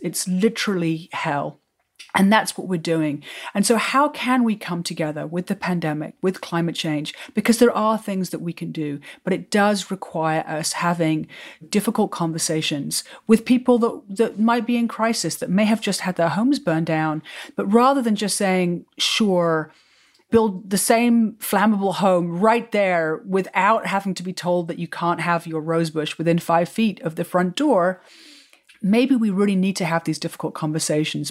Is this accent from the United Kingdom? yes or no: yes; England, United Kingdom; moved away as an adult; also born or lived in New York; now in California, United States; I grew up in England